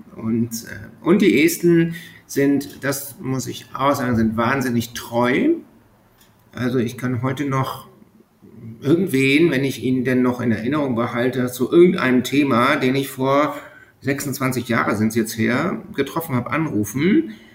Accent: Germany; moved away as an adult; also born or lived in Bremerhaven; now in Estonia; als Deutscher

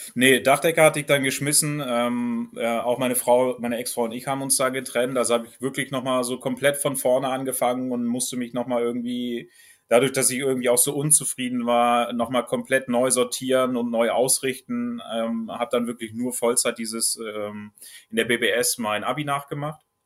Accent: Trier, Rhineland-Palatinate, Germany; moved away as an adult; also born or lived in Celle, Lower Saxony; ich komme ja ursprünglich aus, aus Trier, aus Rheinland-Pfalz

